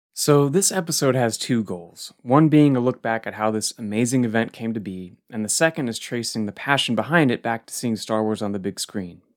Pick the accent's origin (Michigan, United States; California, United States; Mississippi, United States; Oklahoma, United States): California, United States; Goleta; my hometown branch in Goleta